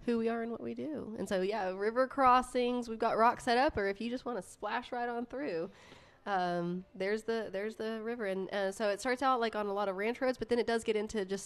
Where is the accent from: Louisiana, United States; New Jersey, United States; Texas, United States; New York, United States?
Texas, United States; Odessa; moved away; I was born and raised in Odessa